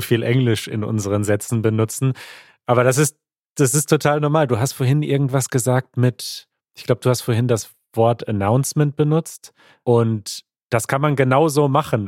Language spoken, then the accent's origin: German; Germany; als Deutscher